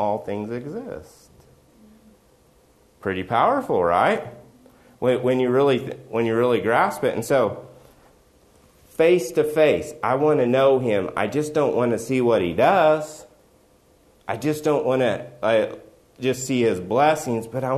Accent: West Virginia, United States; I'm from West Virginia

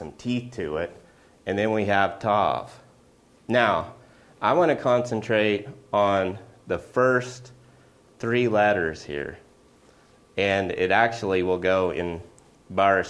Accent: Oklahoma, United States; I'm from Oklahoma.

